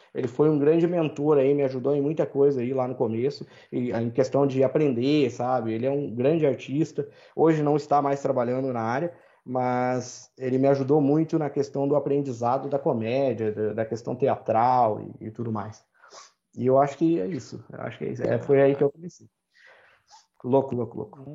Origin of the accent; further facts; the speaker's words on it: Brazil; also born or lived in Ireland; eu sou brasileiro